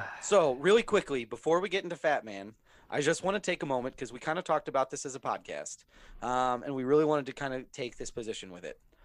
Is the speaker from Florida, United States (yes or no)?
no; Minnesota, United States; because I grew up in Minnesota, I wasn't born, okay. born there, but because I was grew up there